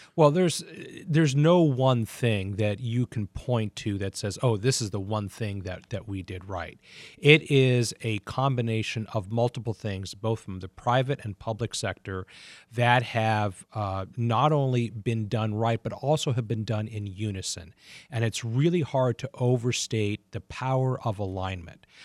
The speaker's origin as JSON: {"language": "English", "country": "United States", "tie": "born or raised there", "moved": "yes", "lives_now": "Detroit, United States", "said": "Washington is my hometown"}